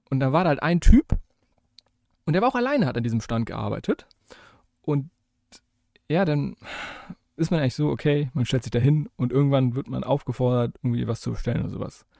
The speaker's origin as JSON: {"language": "German", "country": "Germany", "said": "als Deutscher"}